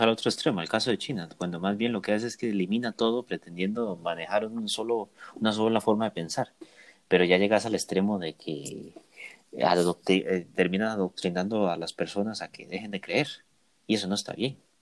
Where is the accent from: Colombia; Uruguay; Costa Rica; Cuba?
Costa Rica; nos hemos caracterizado como costarricenses de ser unas personas de paz